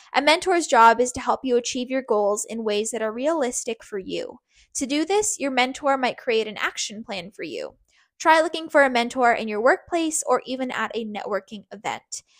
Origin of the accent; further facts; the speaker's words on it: Canada; from Canada